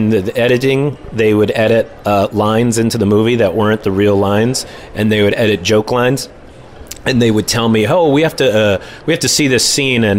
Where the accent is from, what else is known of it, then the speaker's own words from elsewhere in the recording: Clawson, Michigan, United States; I grew up in Clawson, and I had my brother and my mom as a big part of my life